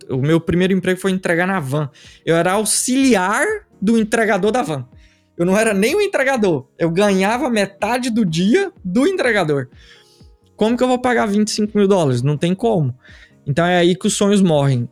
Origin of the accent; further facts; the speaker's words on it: Uruaçu, Goiás, Brazil; moved away; also born or lived in Goiânia / England; eu nasci em Uruaçu, interior de Goiás, interior real